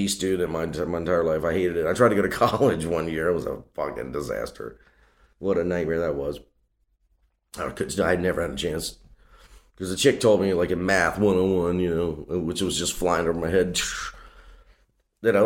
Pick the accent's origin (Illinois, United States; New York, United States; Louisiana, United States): Louisiana, United States; Covington; I grew up in Louisiana, man, in a place called Covington, Louisiana.